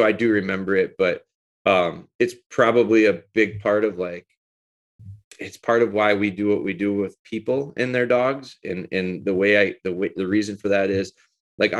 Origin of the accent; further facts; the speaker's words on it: Green Bay, Wisconsin, United States; also born or lived in Rhinelander, Wisconsin / Pulaski, Wisconsin / Menomonie, Wisconsin; So, I'm actually from Rhinelander, Wisconsin, which is northern Wisconsin, north central Wisconsin. I moved down here in elementary school and lived around the Green Bay area